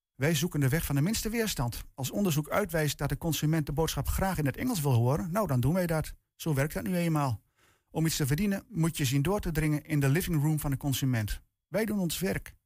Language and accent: Dutch; Netherlands; als Nederlander en tevens Nederlandse taalliefhebber